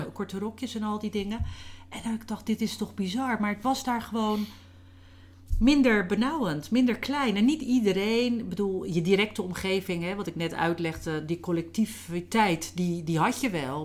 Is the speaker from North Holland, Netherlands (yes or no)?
no; Rozenburg, South Holland, Netherlands; hier in eh, Rozenburg, waar ik ben opgegroeid